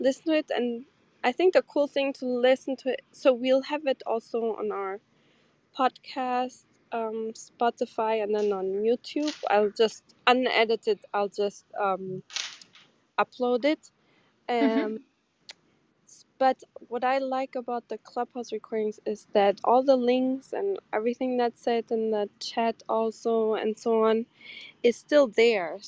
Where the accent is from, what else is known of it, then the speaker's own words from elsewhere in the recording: Germany; moved away as an adult; also born or lived in Porto, Portugal / Seville, Spain; now in New York, United States; I'm from Porto originally, but I grew up in Germany